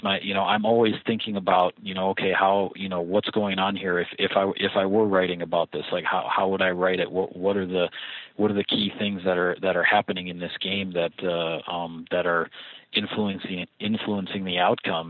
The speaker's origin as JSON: {"language": "English", "town": "Platteville", "region": "Wisconsin", "country": "United States", "tie": "born or raised there", "also_born_or_lived": "Appleton, Wisconsin / Chicago, Illinois / Wausau, Wisconsin", "said": "I grew up in the southern part of Wisconsin, about uh, you know three to four hours by car away from Green Bay, in a small town called Platteville"}